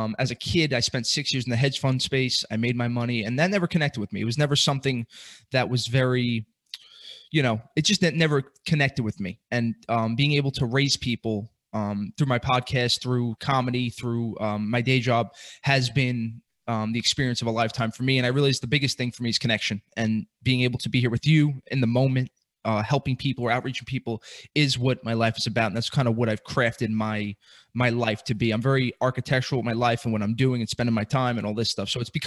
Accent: New York City, New York, United States; I'm born and raised in Brooklyn

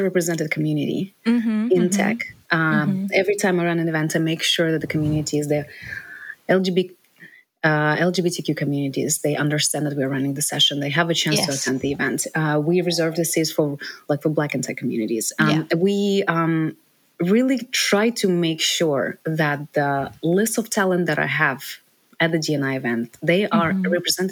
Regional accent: Ukraine; moved away as an adult; now in United States; I'm from Ukraine, I grew up

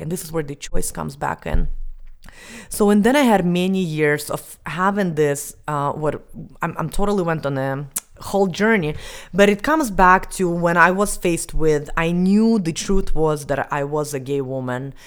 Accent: Estonia; moved away as an adult; I was eleven years old and I grew up in Estonia.

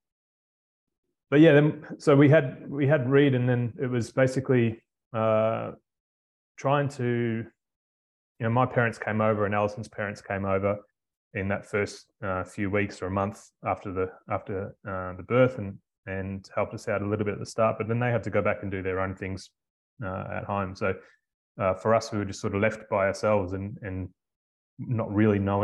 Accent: Melbourne, Victoria, Australia; moved away as an adult; also born or lived in Queensland; now in Karratha, Australia; I'm from Melbourne originally

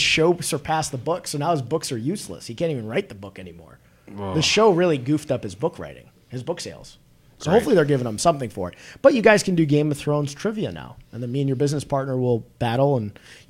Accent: Chicago, Illinois, United States; because we're all from Chicago, have businesses in Chicago

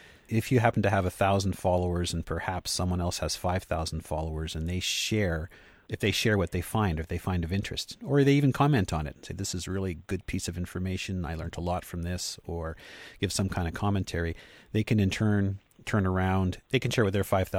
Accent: Canada; I was like from Canada

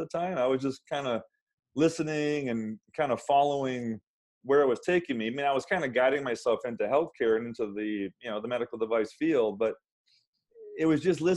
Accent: central Massachusetts, United States; moved away as an adult; now in Southern California, United States; I grew up in a kind of a small town in central Massachusetts

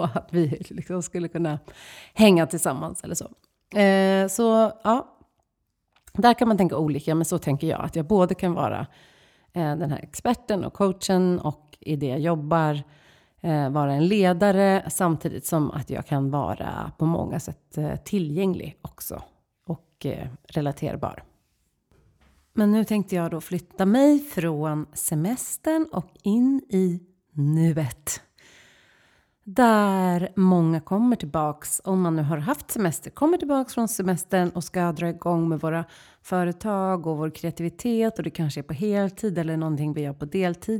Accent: Stockholm, Stockholm County, Sweden; som stockholmare

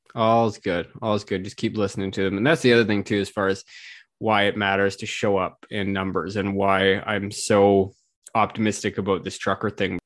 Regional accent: Canada; as a Canadian

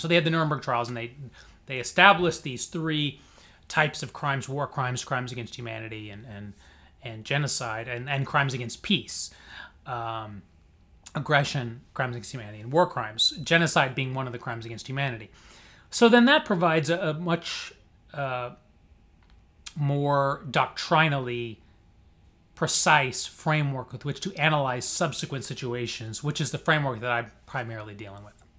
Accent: Springfield, Illinois, United States; moved away as an adult; also born or lived in Chicago suburbs, Illinois / St. Louis, Missouri / Cambridge, Massachusetts / New York; now in Miami, United States; I'm from Illinois originally, Springfield

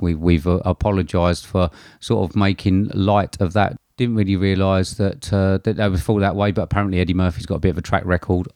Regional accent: England, United Kingdom; as an Englishman

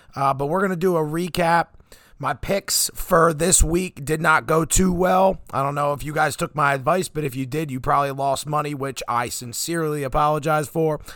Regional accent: Pennsylvania, United States; I'm from Pennsylvania

